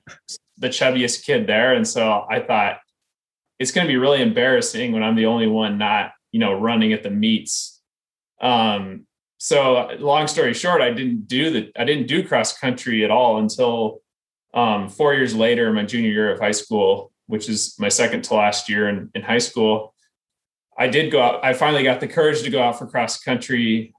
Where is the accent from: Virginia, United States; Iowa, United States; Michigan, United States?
Iowa, United States; I grew up in Iowa, um, and you know I lived in Iowa really all the way through college.